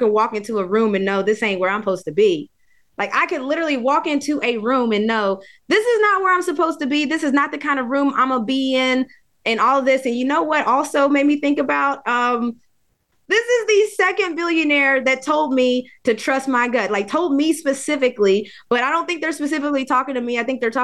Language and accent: English; West Virginia, United States; I'm from West Virginia